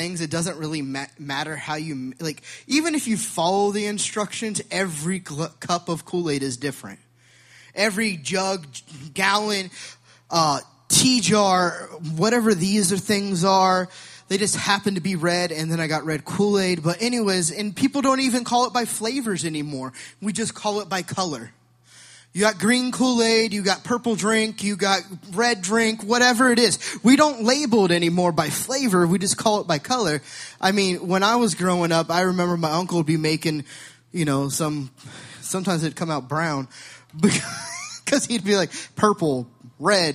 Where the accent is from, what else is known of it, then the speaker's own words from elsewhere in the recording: Sacramento, California, United States; I'm from California. I'm from Sacramento